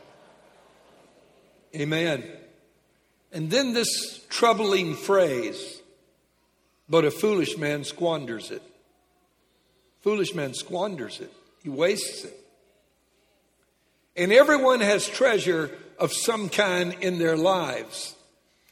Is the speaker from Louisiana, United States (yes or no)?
yes; Lake Charles, Louisiana, United States; When I was a kid, I was raised in Lake Charles, Louisiana